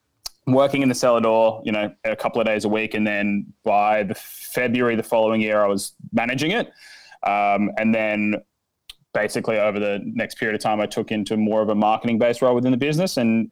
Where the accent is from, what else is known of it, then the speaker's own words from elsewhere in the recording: Adelaide, South Australia, Australia; I basically grew up around Adelaide. My family is originally from the east coast of Australia, but we moved here when I was pretty young.